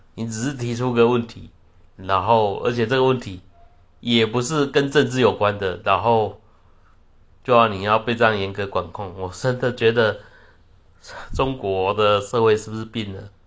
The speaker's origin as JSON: {"language": "Chinese", "country": "Taiwan", "said": "我们台湾人有部分人说， 他们要跟中国统一干嘛"}